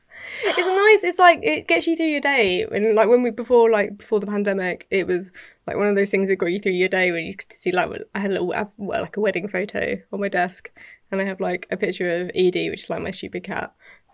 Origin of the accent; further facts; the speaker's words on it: United Kingdom; I'm British.